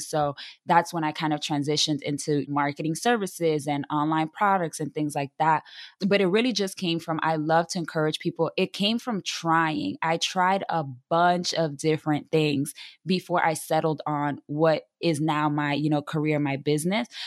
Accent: New York City, New York, United States; I am a Latina from the South Bronx, born and raised, half Dominican, half Puerto Rican

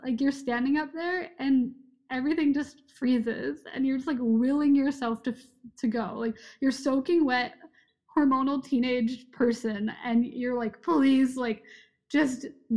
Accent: California, United States; moved away as an adult; also born or lived in Providence, Rhode Island; I'm from California originally

